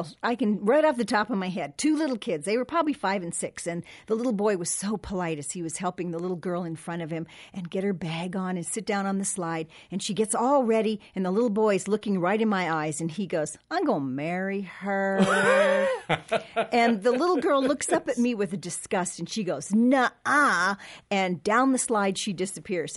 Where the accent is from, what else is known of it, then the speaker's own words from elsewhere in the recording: Southern California, United States; I grew up in Southern California